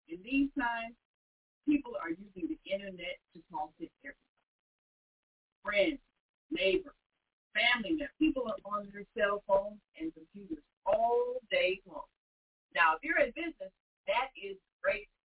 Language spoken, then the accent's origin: English; Chicago, Illinois, United States; It's a personal story about our lives growing up in Maple Park on Chicago's South Side.